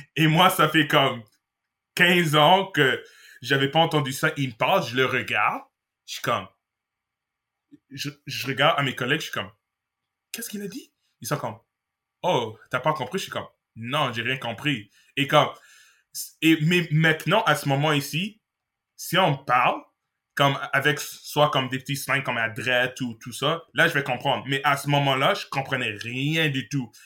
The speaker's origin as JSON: {"language": "French", "region": "Manitoba", "country": "Canada", "tie": "born or raised there", "also_born_or_lived": "Montreal", "moved": "as an adult", "lives_now": "Gatineau, Canada", "said": "je suis né au Québec. Euh, euh, j'ai déménagé en 2004. alors, j'ai sérieusement grandi au Manitoba"}